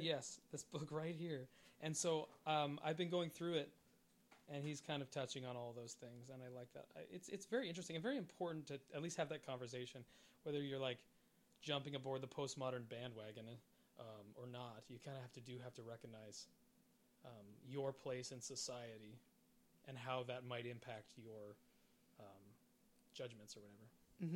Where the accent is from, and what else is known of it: Canada